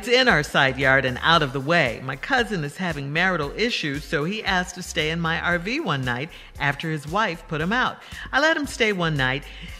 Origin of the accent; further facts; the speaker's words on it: Chicago, Illinois, United States; Chicago, my hometown